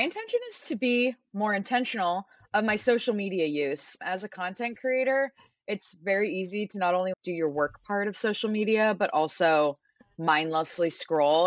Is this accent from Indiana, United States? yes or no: no; San Diego, California, United States; moved away as an adult; also born or lived in Arizona; I was born and raised in San Diego